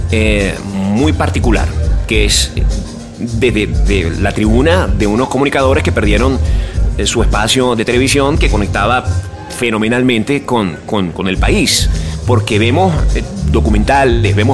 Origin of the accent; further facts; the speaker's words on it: Venezuela; moved away as an adult; primero salí de Venezuela, eh, en, las circunstancias que, me fui del país, a mí me resultó una experiencia personal muy amarga